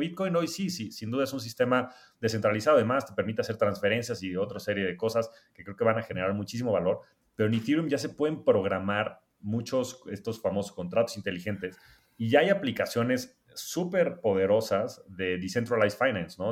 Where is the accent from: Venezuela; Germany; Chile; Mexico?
Mexico